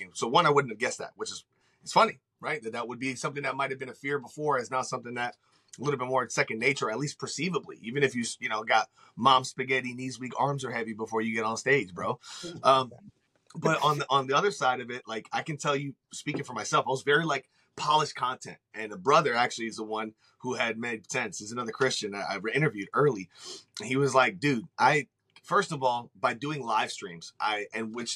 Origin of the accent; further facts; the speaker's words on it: Puerto Rico; I'm Puerto Rican